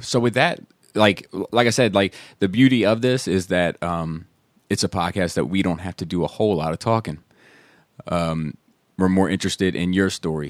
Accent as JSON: {"language": "English", "region": "East Coast", "country": "United States", "tie": "born or raised there", "said": "we grew up on the East Coast, so we definitely had snow."}